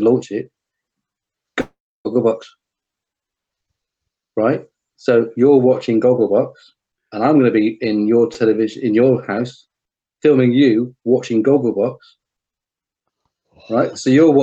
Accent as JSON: {"language": "English", "country": "United Kingdom", "said": "we're very reserved, we're British"}